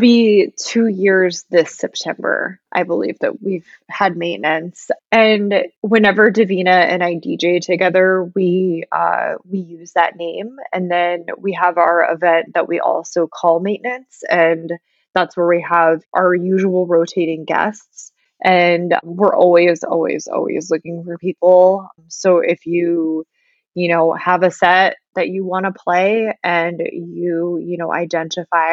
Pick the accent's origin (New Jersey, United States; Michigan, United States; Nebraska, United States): Nebraska, United States; Omaha; moved away; I grew up in Omaha